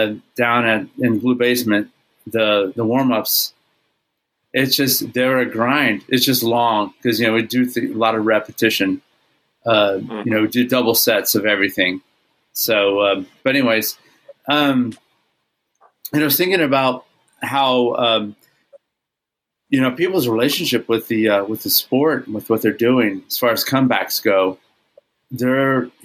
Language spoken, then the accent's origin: English; Texas, United States; it definitely belongs behind me somewhere over there because I'm Texan first.